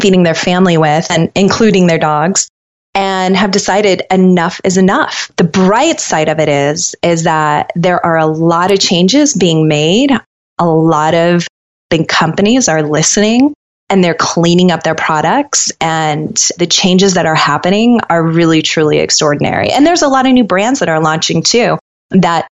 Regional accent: Colorado, United States; I grew up in Colorado and I was surrounded by nature

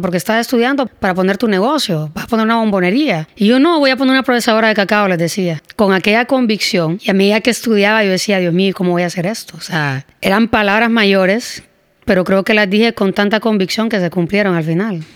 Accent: Honduras

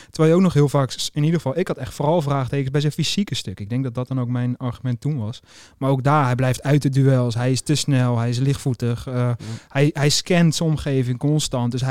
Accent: Netherlands; We zijn toch Nederlanders, dus we houden het simpel.

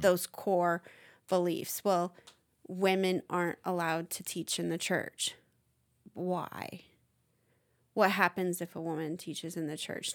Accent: United States; as an American

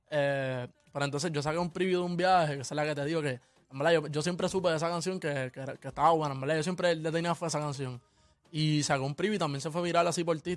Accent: Caguas, Puerto Rico; Tengo 18 años, soy de Cagua, soy de PR.

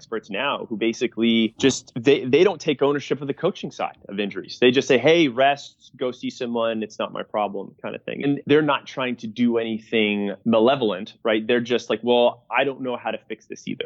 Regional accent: New England, United States; I grew up in New England

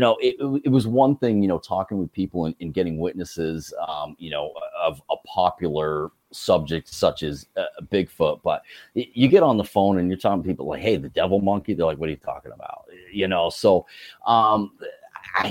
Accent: United States; growing up on Lake Champlain

